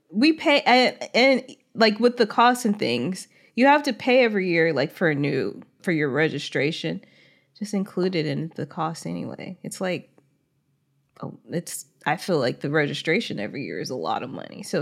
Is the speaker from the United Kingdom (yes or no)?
no; Ireland; I'm from Ireland, and the driving test here tends to be quite difficult to pass.